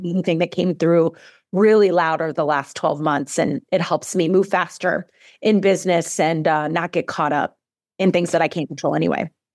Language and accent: English; Midwest, United States; now in Arizona, United States; I am born and raised in the Midwest. I live in Arizona now, but I'm a Midwestern girl.